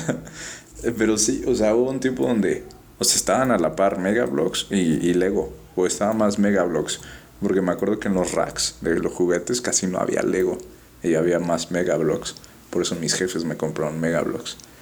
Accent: Mexico; nuestra identidad, ¿no? Como mexicanos

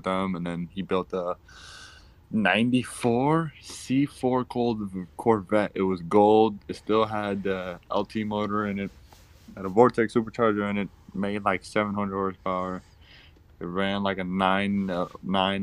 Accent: Puerto Rico; moved away; When I was growing up in Puerto Rico, my dad was always into, always doing car related or like motor stuff

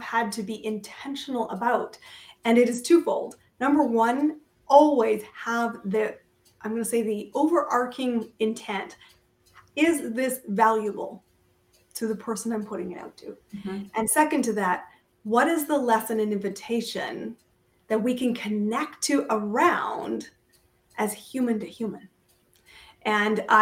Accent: Canada; I am a Canadian

